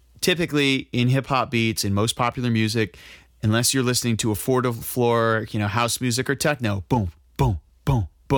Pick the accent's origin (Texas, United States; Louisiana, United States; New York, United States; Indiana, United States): New York, United States; And I'm from New York. I'm from New York.